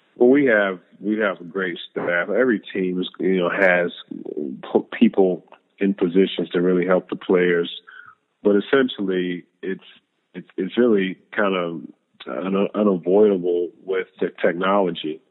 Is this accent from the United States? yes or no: yes; Louisville, Kentucky, United States; growing up in Louisville, Kentucky, we had a culture of faith in our family